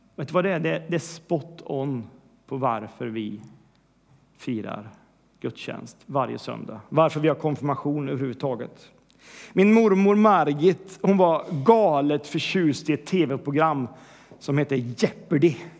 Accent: Sweden; vi vill vara mainstream som svenskar

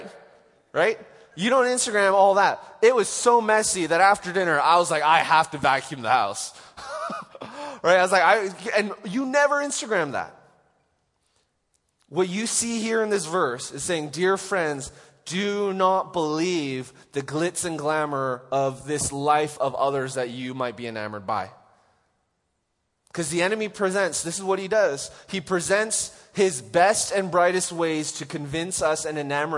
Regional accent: Canada; moved away; I didn't grow up with tornadoes here, so it's like, I'm from Canada

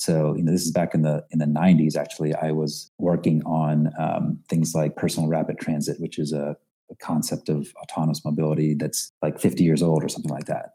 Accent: Philadelphia suburbs, Pennsylvania, United States; also born or lived in Kolkata, India; now in New York, United States; I actually was born in India, in Calcutta, mm. India, uh, and moved to the States when I was five or so, and uh, grew up in uh, mostly in the Philadelphia suburbs

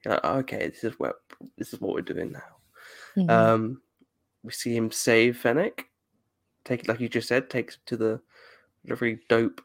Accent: United Kingdom; I'm British

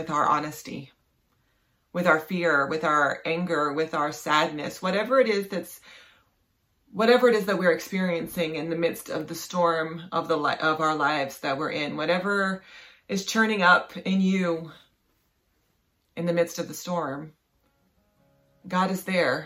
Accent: West Virginia, United States; moved away; I grew up in West Virginia, and we don't have tornadoes in West Virginia

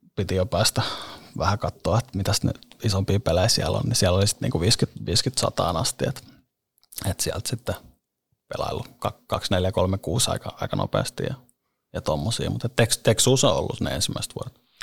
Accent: Helsinki, Uusimaa, Finland; also born or lived in Monaco; siellä, oli hyvä siellä oli hyvä kasvaa. Lauttasaaren kouluja käynyt ja, ja se on ollut sellainen niin kuin keskeinen paikka siellä viihtynyt ja asun edelleen

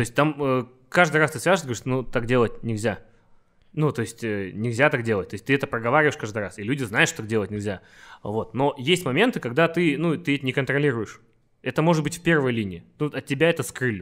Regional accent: Karaganda, Karaganda Region, Kazakhstan; moved away; also born or lived in Astana / Los Angeles; я из Караганды, ага. из маленького города

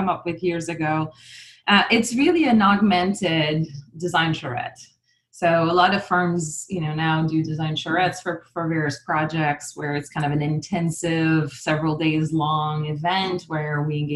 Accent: Canada; also born or lived in Montreal, Canada / Burlington, Vermont / New Hampshire; now in Ottawa, Canada; I'm actually from Canada and I'm French Canadian

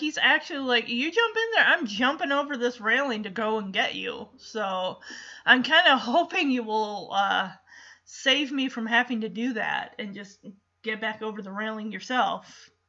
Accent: Chippewa Falls, Wisconsin, United States; Look, I grew up in Chippewa Falls, Wisconsin, and I'm telling you, they have some of the coldest winters around there.

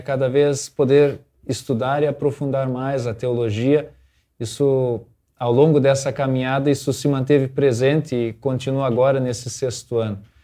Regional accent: Santa Rosa, Brazil; eu venho da comunidade São João, lá de Santa Rosa

